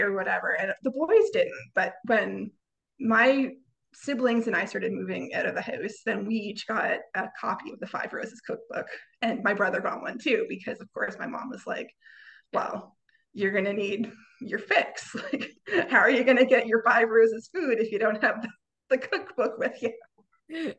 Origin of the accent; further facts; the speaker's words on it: Canada; I am a Canadian